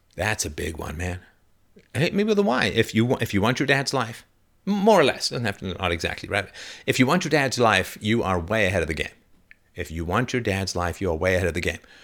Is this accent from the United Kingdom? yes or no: yes; England, United Kingdom; I grew up in England, but my heritage is Irish slash German